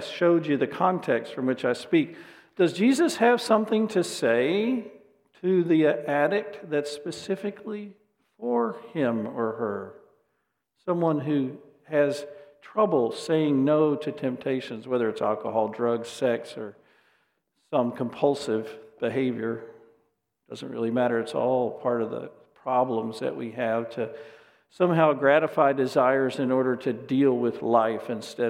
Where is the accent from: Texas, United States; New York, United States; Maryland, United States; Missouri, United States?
Texas, United States; Dallas; I grew up in the Dallas area.